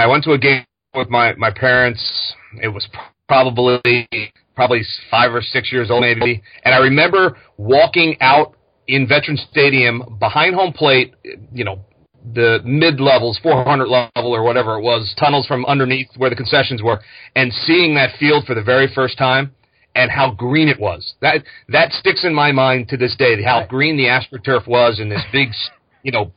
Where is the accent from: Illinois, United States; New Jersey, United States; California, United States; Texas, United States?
New Jersey, United States; also born or lived in Philadelphia, Pennsylvania; We moved over to South Jersey, and I grew up over in South Jersey, while I was in school and high school and everything